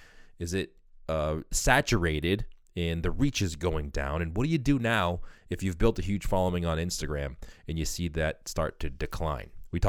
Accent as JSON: {"language": "English", "town": "Boston", "region": "Massachusetts", "country": "United States", "said": "I'm from Boston."}